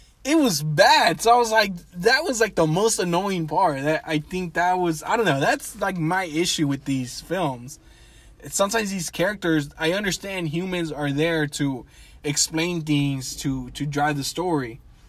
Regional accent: Mexico; Mexico, my home country

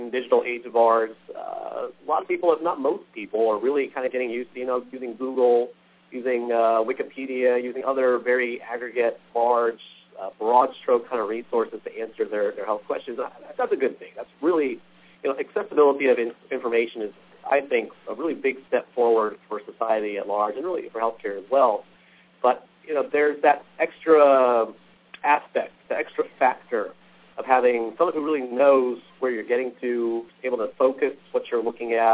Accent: Texas, United States; across Texas overall here in my home state

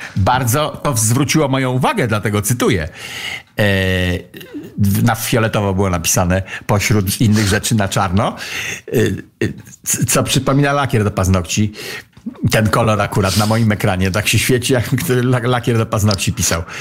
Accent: Pomeranian Voivodeship, Poland; ja jestem z Pomorza

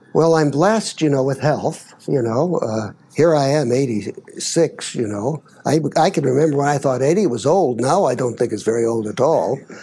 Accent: Baker City, Oregon, United States; moved away; I grew up in Baker, Oregon, Baker City, it's called now

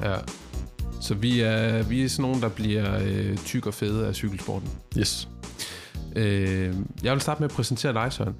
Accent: Denmark; som dansker i cykelsporten lige nu

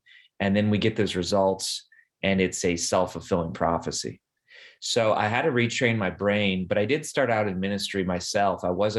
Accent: Wisconsin, United States; moved away as an adult; also born or lived in Ohio; I grew up in Wisconsin.

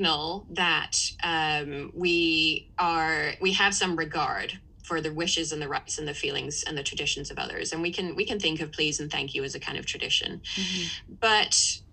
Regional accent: England, United Kingdom; as an English person growing up in a house where please and thank you was certainly very important

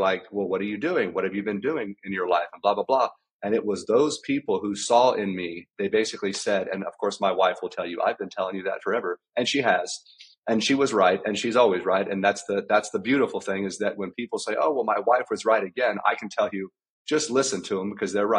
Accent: South Central Texas, United States; I grew up in South Central Texas. I grew up on a ranch.

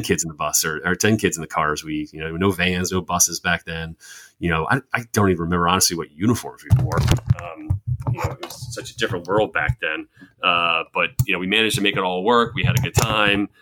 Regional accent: Baltimore, Maryland, United States; also born or lived in Rhode Island; I moved to Baltimore. I was about ten or eleven

